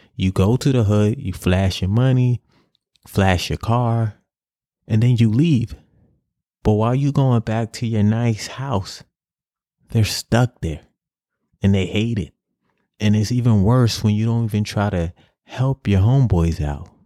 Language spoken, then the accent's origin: English; New York City, New York, United States; In my project, I grew up in Grant, Grant Housen on the west side of Harlem.